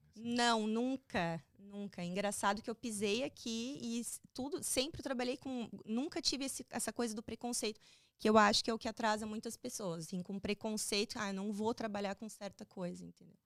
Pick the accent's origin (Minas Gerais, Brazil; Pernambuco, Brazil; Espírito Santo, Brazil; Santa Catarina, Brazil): Santa Catarina, Brazil; Balneário Camboriú; moved away as an adult; now in Florida, United States; eu sou de Balneário Camboriú, Santa Catarina, e é uma terra tranquila para se morar